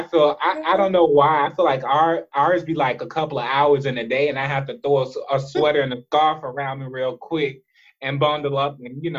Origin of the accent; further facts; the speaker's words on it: Atlanta, Georgia, United States; moved away as an adult; now in Florida, United States; I love home. I'm always like repping Atlanta everywhere I go. But like when I thought about it, I'm like, oh, 6 years. I was like, no, you're Floridian at this point. I still don't feel apart, though. I ain't gonna lie. I'm always Georgia bred.